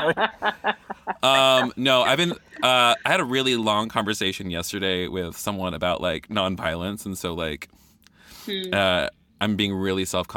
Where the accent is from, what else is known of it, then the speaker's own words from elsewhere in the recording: the South, United States; I'm from the South